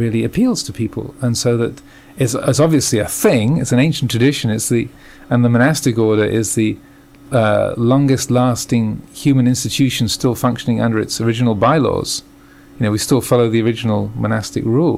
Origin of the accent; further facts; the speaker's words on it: England, United Kingdom; moved away as an adult; also born or lived in United States / Thailand; I was born in England, as you can probably tell from my accent. But I've been living the last 15 years in the States